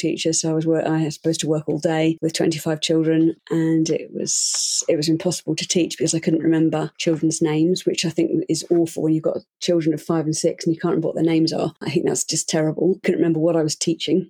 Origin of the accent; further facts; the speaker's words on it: United Kingdom; now in Switzerland; I'm British, but I live in Switzerland